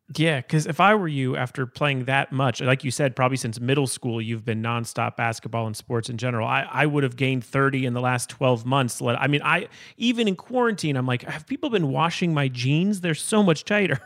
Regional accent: Calabasas, California, United States; I grew up in Calabasas.

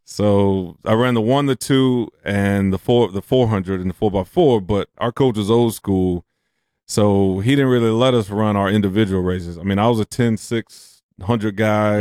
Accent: Houston, Texas, United States; moved away as an adult; now in Las Vegas, United States; I grew up in Fifth Ward of Houston

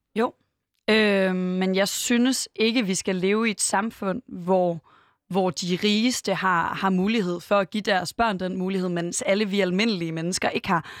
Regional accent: Aarhus, Central Denmark Region, Denmark; Jeg er vokset op i Aarhus, øh, ret tæt på Gellerup

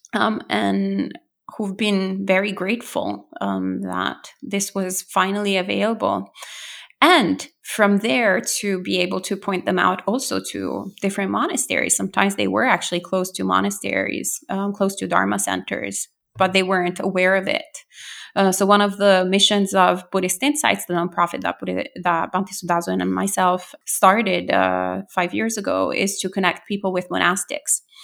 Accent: Italy; now in New Jersey, United States; I'm originally from Italy, so I was born and bred there.

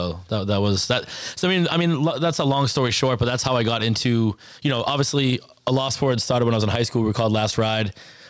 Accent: Abington, Massachusetts, United States; I grew up in Abington, Massachusetts, you know, South Shore.

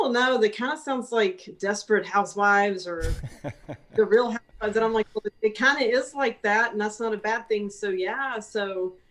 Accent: Longview, Texas, United States; moved away as an adult; also born or lived in Dallas, Texas / Austin, Texas; pretty much lived in Longview my whole life until I moved to Austin to go to college

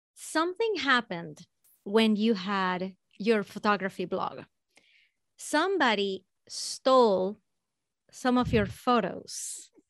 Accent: Venezuela; I'm from Venezuela

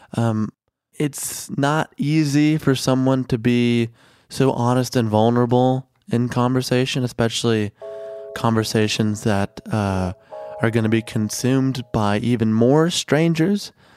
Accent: Chicago, Illinois, United States; also born or lived in Mexico; I grew up in Chicago

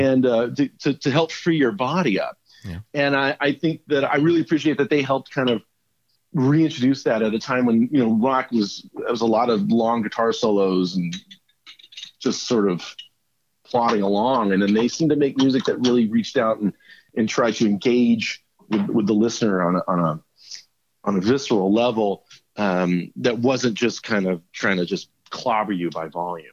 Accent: United States; being an American

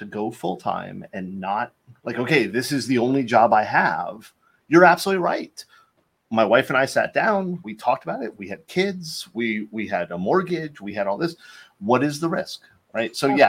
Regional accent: Florida, United States; So I mean, I grew up in Florida. We didn't have that stuff.

